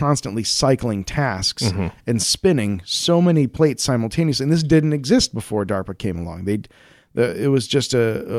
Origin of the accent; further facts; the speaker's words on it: Colorado, United States; my home state of Colorado